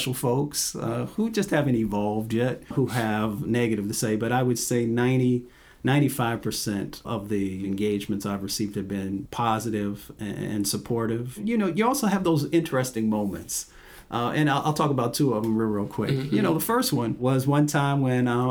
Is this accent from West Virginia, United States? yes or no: yes; West Virginia, United States; moved away; I'm from West Virginia, and very proud of that, and the great sort of values and experiences that come with being a country boy, growing up, you know, running up and down the hills